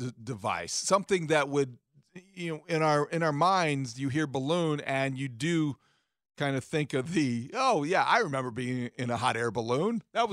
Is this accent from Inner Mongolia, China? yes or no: no; Beijing, China; Well, it was tough growing up in Beijing.